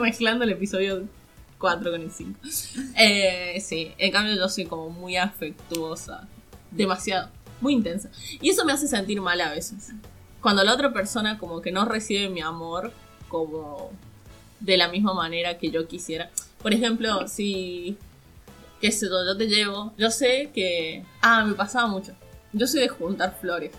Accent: Catamarca, Argentina

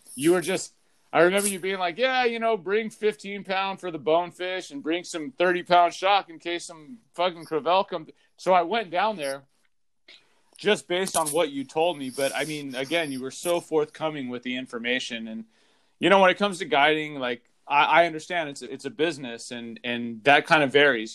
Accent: Southern California, United States; growing up in Southern California

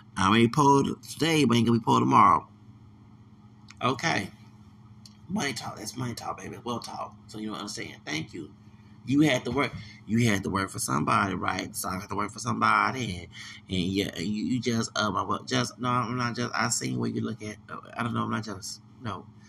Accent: Texas, United States; I'm from Texas

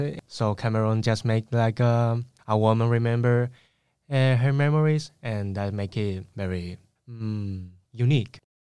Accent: Spain; English is a second language; I was born in Spain, and I was grown in Spain, like, as well

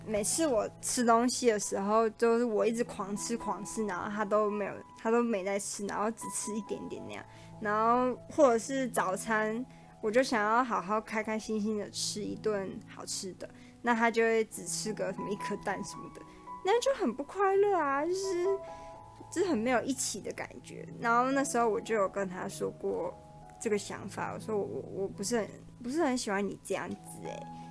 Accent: Taipei, Taiwan; 我就是台北人，我的朋友都在台北

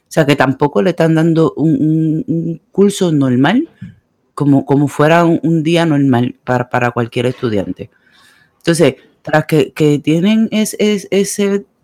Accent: Puerto Rico; moved away; En mi país quieren trancar los aeropuertos. no de Puerto Rico

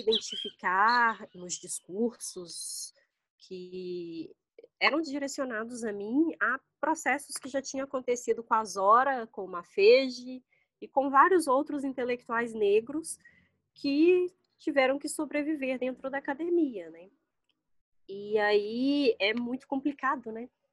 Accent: Belo Horizonte, Minas Gerais, Brazil; moved away as an adult; now in Brasília, Brazil; eu sou de Belo Horizonte

